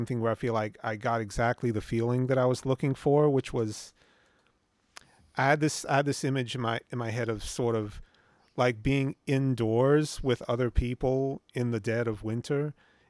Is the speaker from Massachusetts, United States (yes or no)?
no; Norfolk, Virginia, United States; moved away; also born or lived in California; I grew up in Norfolk, Virginia